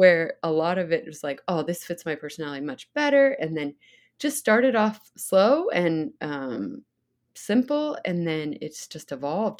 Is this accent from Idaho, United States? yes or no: yes; Idaho, United States; growing up in Idaho